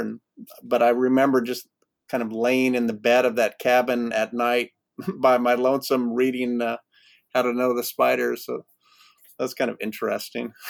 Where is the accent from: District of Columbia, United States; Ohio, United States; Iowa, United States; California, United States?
California, United States; Yreka; also born or lived in Colorado / Wyoming; I grew up in Siskiyou County, uh, on the flanks of Mount Shasta, outside of Wairika